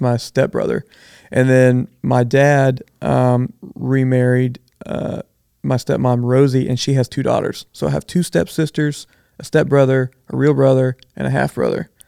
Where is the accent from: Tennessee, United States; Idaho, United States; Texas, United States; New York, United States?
Texas, United States; Bridge City; I grew up in Bridge City